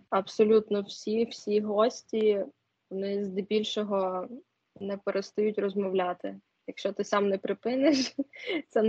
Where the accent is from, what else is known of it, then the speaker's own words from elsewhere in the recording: Poltava, Poltava Oblast, Ukraine; З міста Полтава.